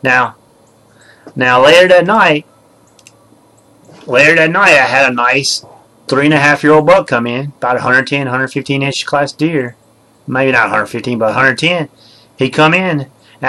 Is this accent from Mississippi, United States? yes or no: yes; Mississippi, United States; I'm from Mississippi